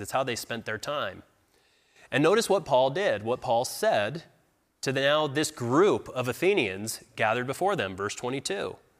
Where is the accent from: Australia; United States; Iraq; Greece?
United States; we're from America. We believe in God